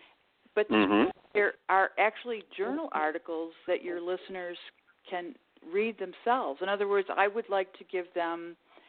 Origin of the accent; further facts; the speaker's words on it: Buffalo, New York, United States; 2 of us were born in New York. But then, of course, my parents returned to Buffalo when my father, when his time in the Navy was up